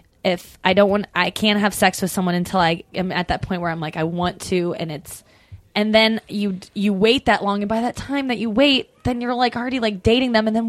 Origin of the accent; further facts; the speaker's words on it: St. Louis, Missouri, United States; St. Louis.